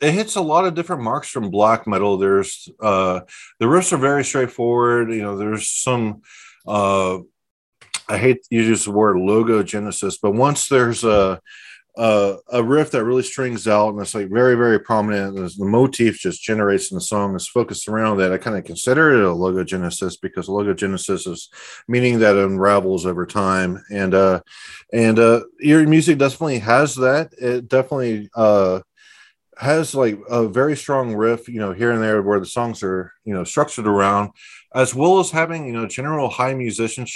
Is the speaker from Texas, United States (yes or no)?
yes; Texas, United States; we're both from Texas